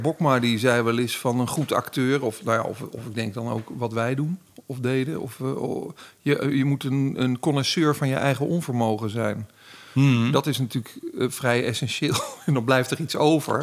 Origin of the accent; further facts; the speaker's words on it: Baarn, Utrecht, Netherlands; ik kom uit Baren, dus zo'n keurig Goois dorp